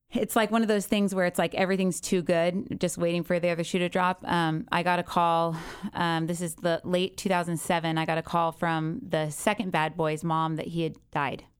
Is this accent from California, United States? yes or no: yes; Encinitas, California, United States; also born or lived in Goleta / Santa Barbara / Del Mar; I was raised in Encinitas. I was born in Santa Barbara.